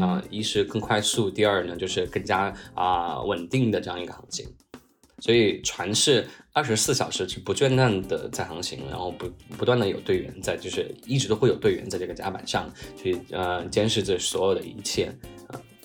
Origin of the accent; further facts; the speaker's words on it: Chongqing, China; moved away; 我其实是从池，山城从青长大的